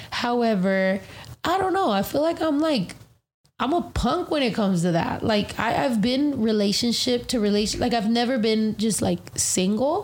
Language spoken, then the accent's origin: English; United States; I'm very proud of being American